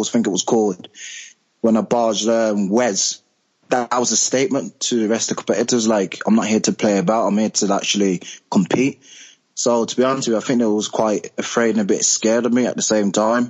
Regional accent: Birmingham, West Midlands, United Kingdom; I'm from Birmingham, so I've got like a different accent from the rest of the cast members.

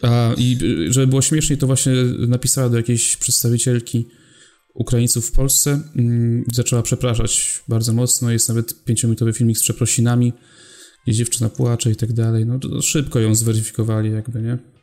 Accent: Poland; my tu jesteśmy z Polski

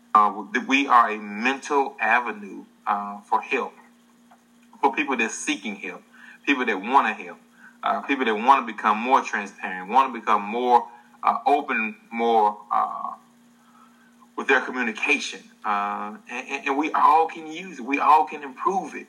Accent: the South, United States; I'm from the South. We're both from the South

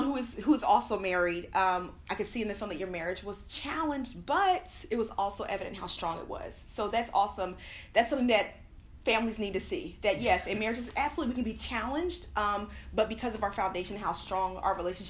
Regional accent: Cleveland, Ohio, United States; My hometown. I was

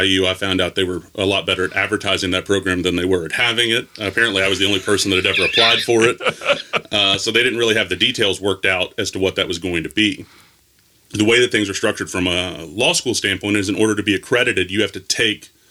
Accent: Gallatin, Tennessee, United States; also born or lived in Nashville, Tennessee; I grew up in Gallatin, so about 20 minutes north of town, on a cattle farm

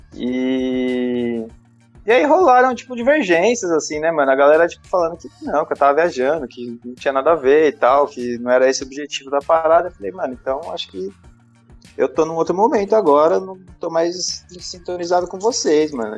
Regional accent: Osasco, São Paulo, Brazil; eu nasci em Osasco mesmo

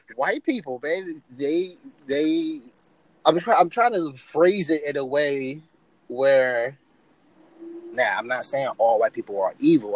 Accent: United States; I grew up in America

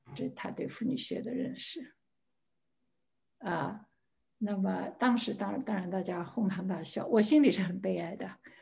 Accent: Shanghai, China; 我在上海出生，上海长大

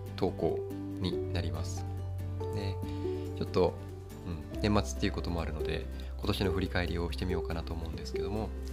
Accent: Kagoshima, Japan; 地元鹿児島の水道屋さんの仕事をしている

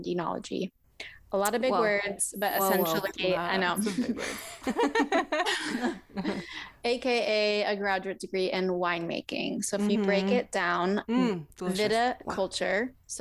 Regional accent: Alaska, United States; I grew up in Alaska

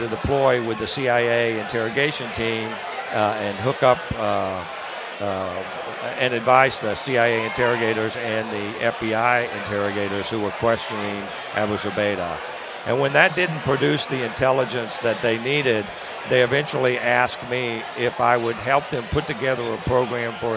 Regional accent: Tampa, Florida, United States; born or raised there; moved away as an adult

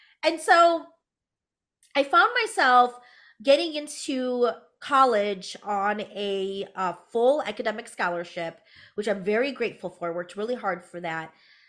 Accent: United States; born there; you can obviously tell that I am Hmong American. For those of you who are listening, I am a woman of color, and I am first generation born American

